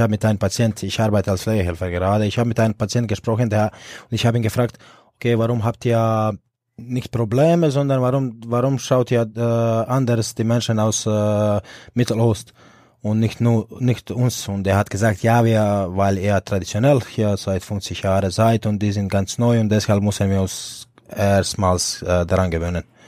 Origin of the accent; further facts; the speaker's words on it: Split, Split-Dalmatia County, Croatia; German is a second language; moved away as an adult; now in Erlangen, Germany; ich bin in Split groß geworden und aufgewachsen